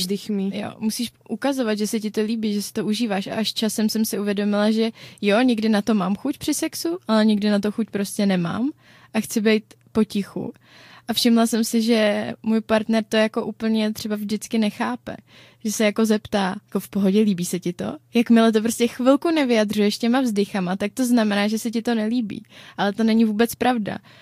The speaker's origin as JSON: {"language": "Czech", "country": "Czechia", "said": "my Češi"}